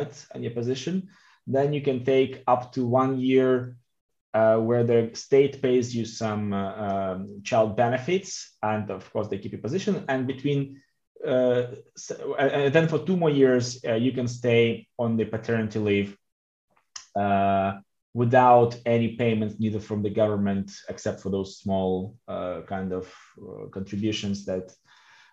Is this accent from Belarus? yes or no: yes; Belarus; also born or lived in Russia; now in Switzerland; I'm coming from Belarus. I lived in Russia for a long time.